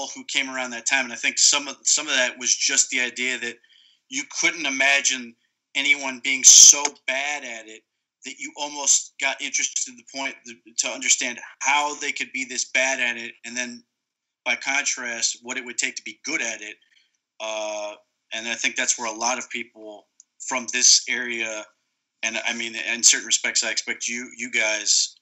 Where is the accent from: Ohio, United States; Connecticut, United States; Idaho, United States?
Ohio, United States; Akron; I was born in Ohio. I'm born in Akron, so sort of raised in it